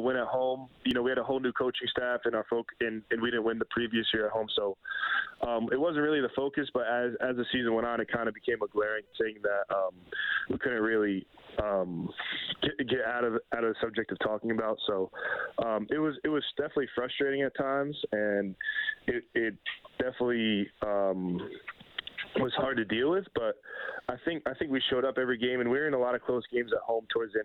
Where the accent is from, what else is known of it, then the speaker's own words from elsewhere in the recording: Danbury, Connecticut, United States; I actually went to a couple Danbury Trashers games when I was a kid